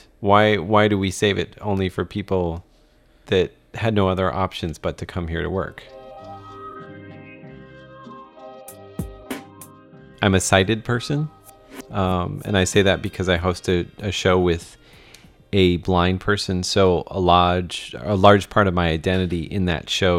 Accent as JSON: {"language": "English", "country": "United States", "moved": "as an adult", "lives_now": "Taiwan", "said": "I am American"}